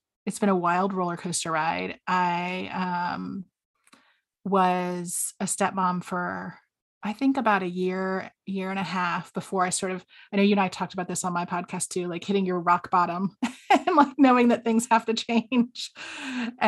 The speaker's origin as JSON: {"language": "English", "region": "the South", "country": "United States", "also_born_or_lived": "South Carolina / Georgia", "accent": "southern", "moved": "as an adult", "lives_now": "Washington, D.C., United States", "said": "I am originally from down south, and my accent comes out occasionally"}